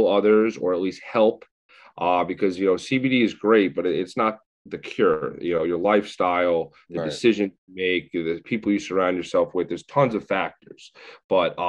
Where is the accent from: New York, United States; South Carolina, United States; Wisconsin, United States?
New York, United States; Northport; I am from Northport, Long Island, 31 years old now